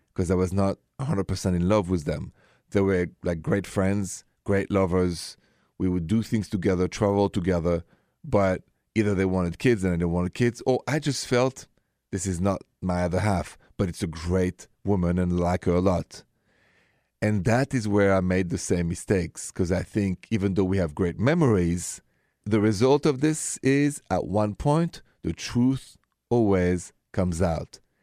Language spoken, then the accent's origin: English; Paris, Île-de-France, France; moved away; I'm from France, I'm from Paris